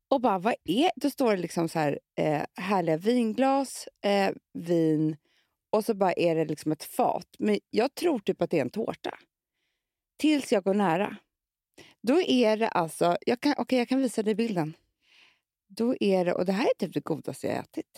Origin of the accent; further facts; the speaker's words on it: Gotland, Sweden; Jag kommer ju från Gotland